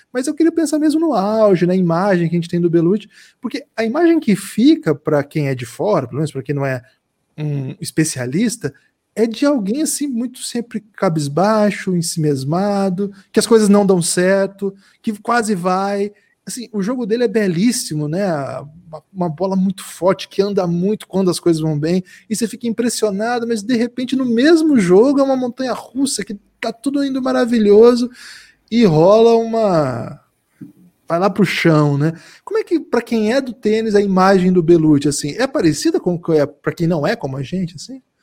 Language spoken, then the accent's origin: Portuguese; Paraná, Brazil; eu sou do Paraná, então ouço falar dele já há um tempo